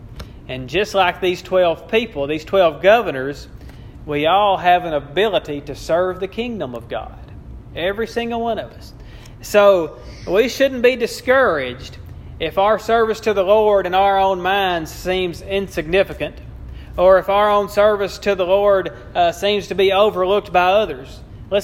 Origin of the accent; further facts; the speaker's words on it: Bodcaw, Arkansas, United States; when I was growing up in Bodcaw